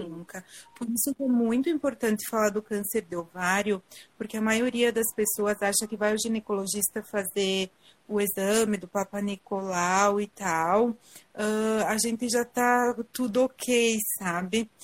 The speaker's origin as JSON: {"language": "Portuguese", "town": "Garibaldi", "region": "Rio Grande do Sul", "country": "Brazil", "said": "eu sou de Garibaldi"}